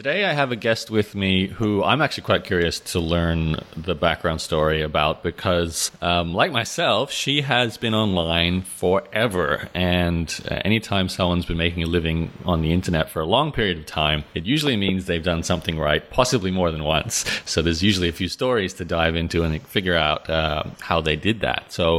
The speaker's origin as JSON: {"language": "English", "country": "Australia", "tie": "born or raised there", "lives_now": "Canada", "said": "It's funny because I grew up in Australia."}